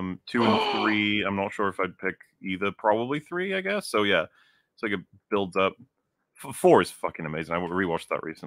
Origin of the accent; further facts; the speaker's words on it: United Kingdom; I'm British.